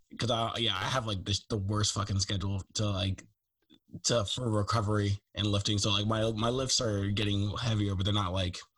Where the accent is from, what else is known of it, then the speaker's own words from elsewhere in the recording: Baltimore, Maryland, United States; moved away as an adult; now in West Coast, United States; I grew up in Baltimore.